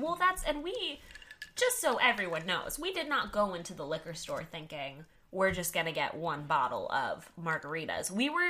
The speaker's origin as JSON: {"language": "English", "region": "Texas", "country": "United States", "tie": "born or raised there"}